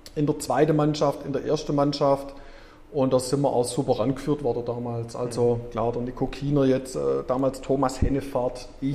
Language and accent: German; Herrenberg, Baden-Württemberg, Germany; also born or lived in Erlangen / Ludwigsburg / Kuppingen; Tatsächlich bin ich in, äh, Mönchberg aufgewachsen